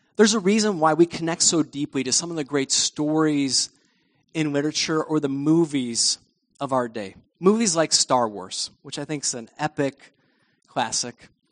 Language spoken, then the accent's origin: English; United States; us as American Christians.